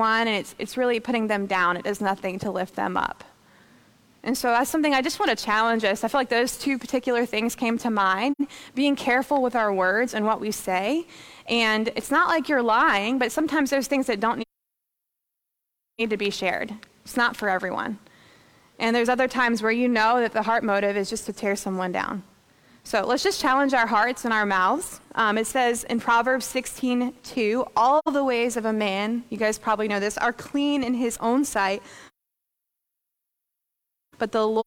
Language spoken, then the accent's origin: English; United States; I'm an American over here